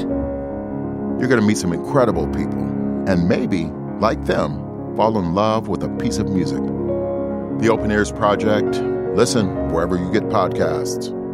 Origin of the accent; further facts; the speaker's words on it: Chicago, Illinois, United States; I grew up in Chicago, Nigeria